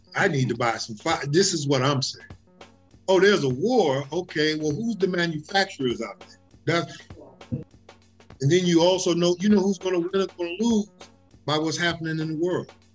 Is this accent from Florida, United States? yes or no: no; New York City, New York, United States; now in Los Angeles, United States; I'm from the Bronx. I, I I'm I'm a project kid, but our family put a premium on education